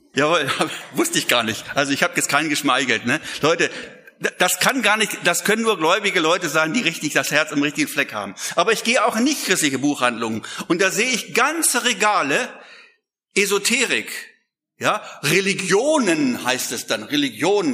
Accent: Lüneburg Heath, Lower Saxony, Germany; ich komme aus der Lüneburger Heide

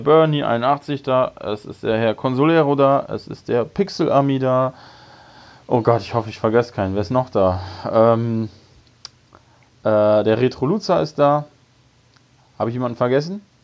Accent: Bremerhaven, Bremen, Germany; in meiner Heimatstadt in Bremerhaven

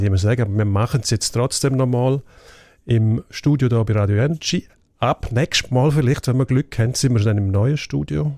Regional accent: Graubünden, Switzerland; in meiner Heimat, also Kanton Graubünden

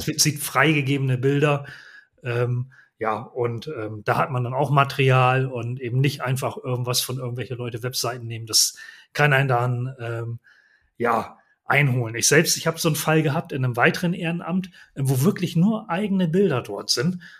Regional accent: Bremen, Germany; Ich komme ja nun auch aus der Bremer Ecke

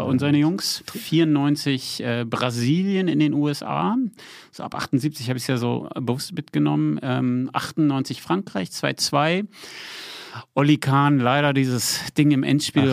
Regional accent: Berlin, Germany; now in Potsdam, Germany; Jetzt bin ich in Potsdam ja noch, wohne da ja auch noch, ne? Aber ich bin Berliner

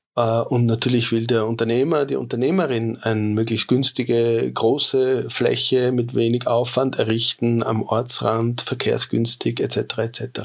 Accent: Vienna, Austria; Ich bin in Wien geboren

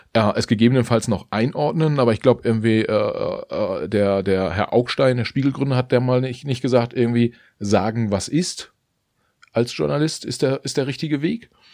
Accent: Mecklenburg-Vorpommern, Germany; in Mecklenburg-Vorpommern aufgewachsen

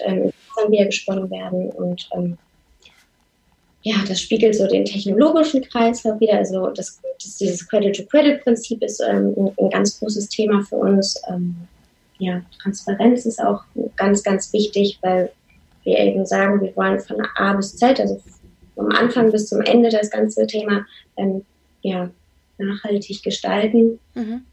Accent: Lower Saxony, Germany; moved away as an adult; also born or lived in Hamburg; oder wir beide kommen gebürtig aus Niedersachsen

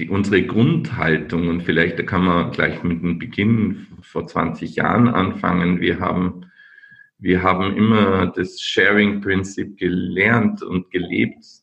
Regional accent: Linz, Upper Austria, Austria; Ich komme aus Linz, Österreich an der Donau, und heute ist 6. Dezember, mein Namenstag.

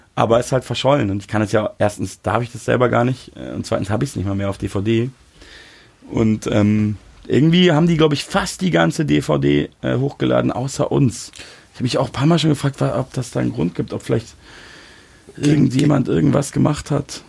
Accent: Munich, Bavaria, Germany; accent: Hochdeutsch; now in Berlin, Germany; ich bin ja Münchner so und rede mhm. Hochdeutsch

